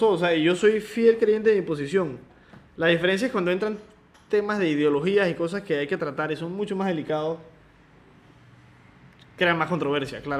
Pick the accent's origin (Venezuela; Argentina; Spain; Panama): Panama; Nosotros como panameños